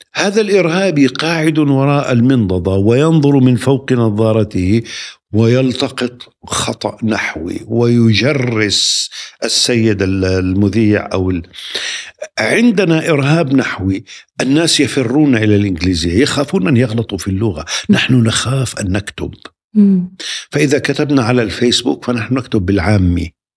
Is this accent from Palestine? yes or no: yes; Nablus, West Bank, Palestine; now in Ramallah, Palestine; تقع مدينة نابلس بين جبلين